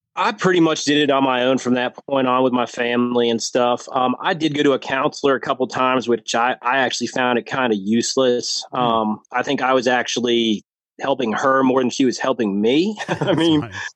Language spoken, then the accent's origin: English; New Jersey, United States; moved away as an adult; now in Lynchburg, United States; I grew up in New Jersey. Um, that's where my all my family's from. Grew up there.